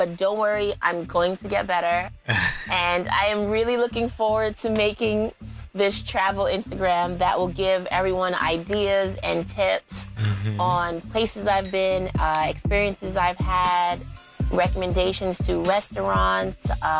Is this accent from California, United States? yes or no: no; New York, United States; Because I'm from the East Coast. So I don't really pay attention.